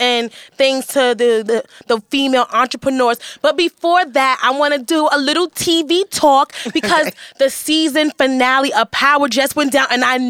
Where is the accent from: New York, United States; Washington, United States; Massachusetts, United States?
New York, United States; Well, I grew up in Hell's Kitchen, so I never seen it, so I'm amused.